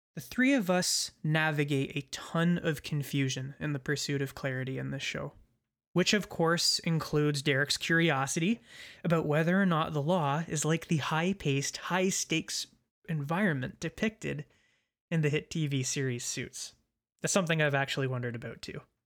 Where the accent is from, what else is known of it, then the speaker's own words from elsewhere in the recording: London, Ontario, Canada; moved away as an adult; now in Kingston, Canada; my hometown of London, Ontario